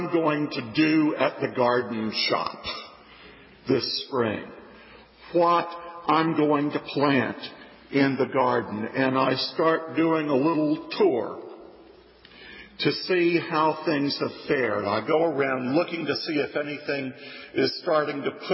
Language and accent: English; Atlanta, Georgia, United States; born or raised there; moved away